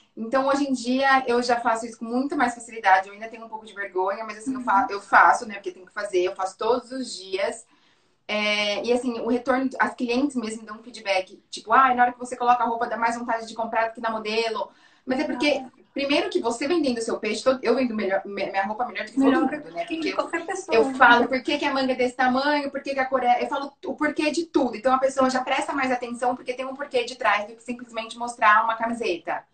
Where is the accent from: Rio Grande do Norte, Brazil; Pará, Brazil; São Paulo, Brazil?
São Paulo, Brazil; São Carlos; Hoje a gente tem uma loja em São Carlos, que é onde, onde eu fundei, né? Que é de onde eu sou, no interior